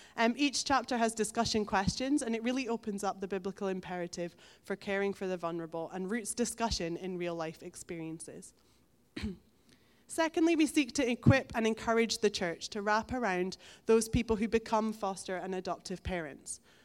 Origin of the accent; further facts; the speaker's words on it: Elgin, Scotland, United Kingdom; moved away as an adult; now in Stonehaven, United Kingdom; I grew up in Elgin